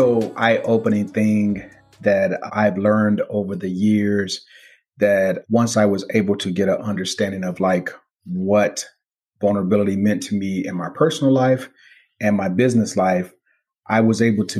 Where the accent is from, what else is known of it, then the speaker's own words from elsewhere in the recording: Gary, Indiana, United States; moved away; I grew up in Gary, Indiana, during a time when steel mills were running the city